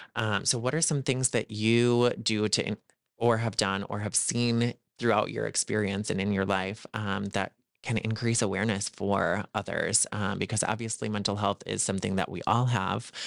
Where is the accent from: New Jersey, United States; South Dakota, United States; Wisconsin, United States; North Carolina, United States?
South Dakota, United States; a fellow South Dakotan